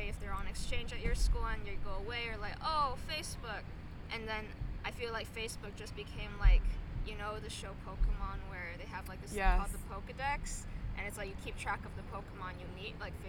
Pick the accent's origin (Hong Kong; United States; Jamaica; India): Hong Kong; I'm from Hong Kong